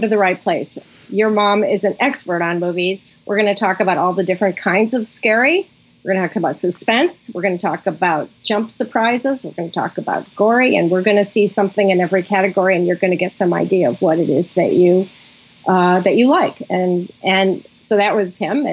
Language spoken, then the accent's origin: English; Chicago, Illinois, United States; moved away as an adult; also born or lived in New York; When I was growing up, I grew up in Chicago